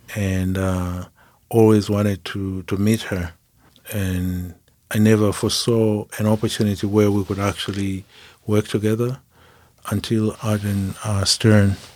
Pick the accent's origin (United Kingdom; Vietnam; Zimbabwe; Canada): Zimbabwe; moved away as an adult; I'm from Zimbabwe